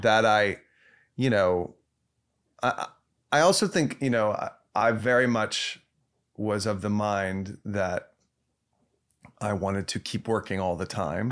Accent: Dallas, Texas, United States; moved away; I was from a suburb of Dallas

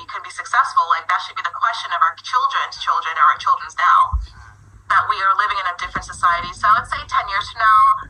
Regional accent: Miami, Florida, United States; also born or lived in Trinidad and Tobago (background); now in New York City, United States; I'm from Miami originally, right? So I'm from Miami. I live in New York City.

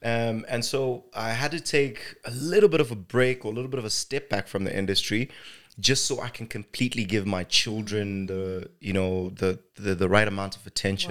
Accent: Zimbabwe; born and raised in Zimbabwe, I'm an actor

